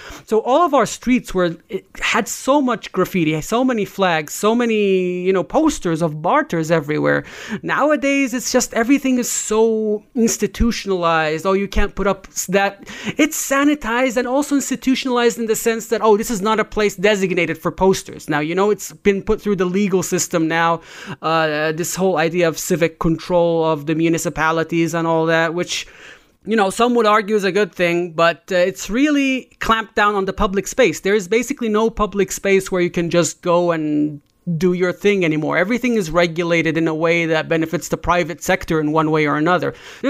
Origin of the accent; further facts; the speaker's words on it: Jenin, West Bank, Palestine; also born or lived in Nablus; I was actually born in Nablus. My mother's side of the family is from Nablus. My father's side of the family is from Jenin. So we lived in both of them for a while.